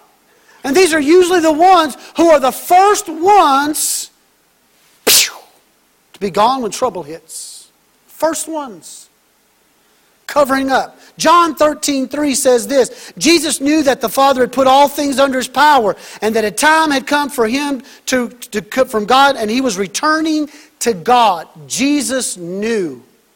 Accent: Texas, United States; I'm from Texas, so I'm rooting for Baylor

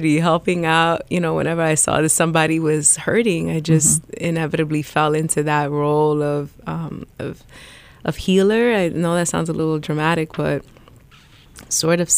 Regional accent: New York City, New York, United States; moved away as an adult; also born or lived in South Florida / Dominican Republic (ancestry); now in Columbus, United States; I was born and raised in the South Bronx

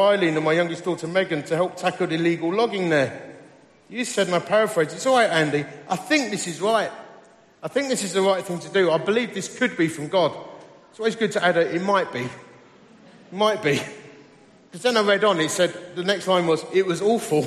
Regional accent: Romford, London, United Kingdom; also born or lived in Dagenham; I was just a bloke from Romford. Actually, I was born in Dagenham.

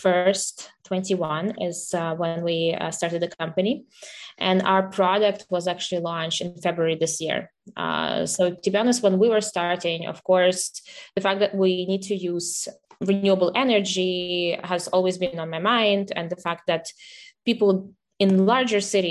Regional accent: Kyiv, Ukraine; I'm originally from Kiev, so from the capital. This is where I was born, and I was growing up there.

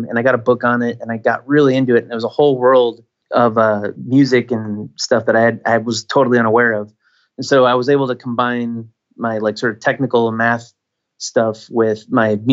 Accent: Michigan, United States; moved away; I grew up in Michigan, so I grew up around snow

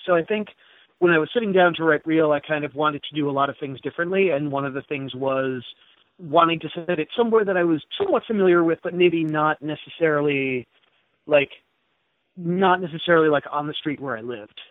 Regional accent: Jersey Shore, New Jersey, United States; now in Seattle, United States; my hometown because I still have a lot of friends and family there

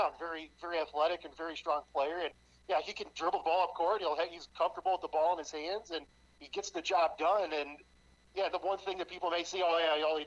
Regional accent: Illinois, United States; moved away; growing up in Illinois

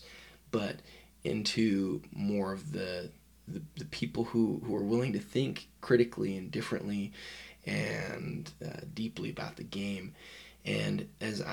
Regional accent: Utah, United States; I'm from Utah

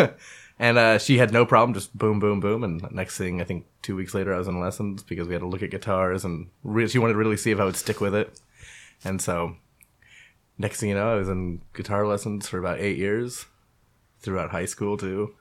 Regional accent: Menlo Park, California, United States; also born or lived in Redwood City / Belmont; I was born in Redwood City. Uh, went to school in Menlo Park

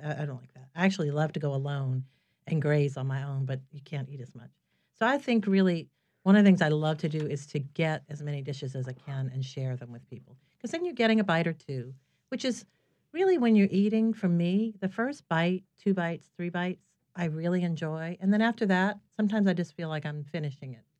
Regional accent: New Orleans, Louisiana, United States; moved away as an adult; I'm from here originally. I was born in New Orleans, and I had moved away for more than a dozen years. And I came back in two thousand four

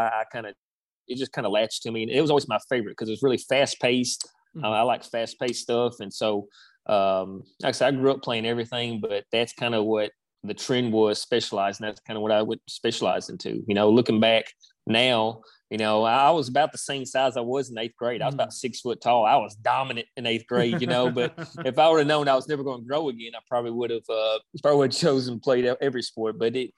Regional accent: Minnesota, United States; born there; Funny story. My dad, we're not originally from here. I was born in Minnesota. That's where my dad's from.

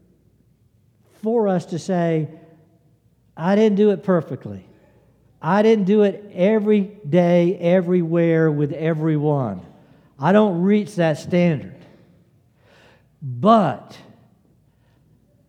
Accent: the South, United States; I'm a Southerner

